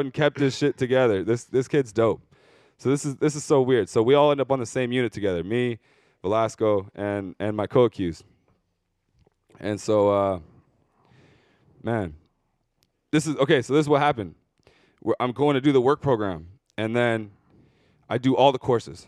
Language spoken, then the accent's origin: English; Surrey, British Columbia, Canada; I'm from Surrey? I'm not from here.